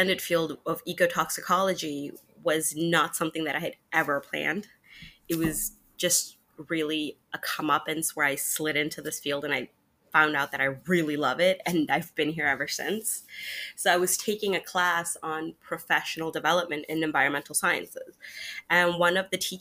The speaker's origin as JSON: {"language": "English", "country": "Germany", "tie": "born or raised there", "moved": "as an adult", "lives_now": "Florida, United States", "said": "I grew up in Germany, and I was not close to an ocean whatsoever"}